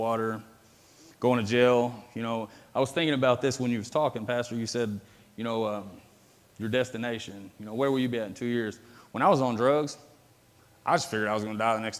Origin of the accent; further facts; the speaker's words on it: Metropolis, Illinois, United States; was born and raised here in Metropolis, Illinois.